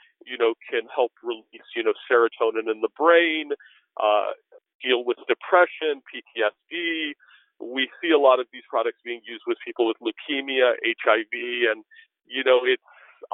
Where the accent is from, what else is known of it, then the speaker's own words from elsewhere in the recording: Washington, District of Columbia, United States; I grew up in Washington, D.C.